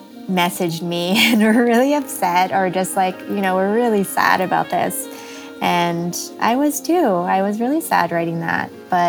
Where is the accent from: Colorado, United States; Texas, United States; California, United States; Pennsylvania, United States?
California, United States; also born or lived in Illinois; So I was born in Illinois and lived there until first grade. And then halfway through first grade, we made a cross-country trip to California.